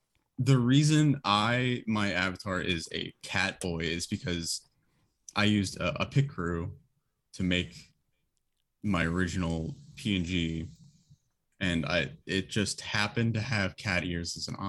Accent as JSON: {"language": "English", "town": "Houston", "region": "Texas", "country": "United States", "said": "I think I'm from Houston, so I think if I'm remembering correctly, there's a Dragon Ball Z themed bar down here somewhere."}